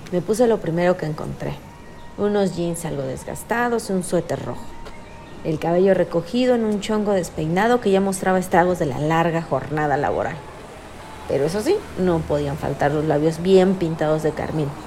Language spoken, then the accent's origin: Spanish; Puebla, Mexico; Como buena poblana pensé que estas no eran las originales.